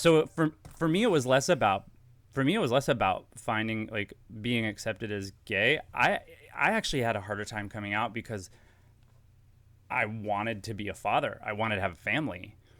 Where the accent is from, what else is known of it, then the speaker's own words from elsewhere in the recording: Dallas, Texas, United States; moved away as an adult; also born or lived in Los Angeles / New York; I'm from Dallas, um, born in Dallas